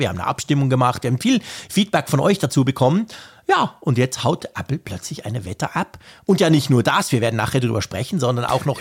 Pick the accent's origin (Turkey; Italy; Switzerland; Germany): Switzerland; als Schweizer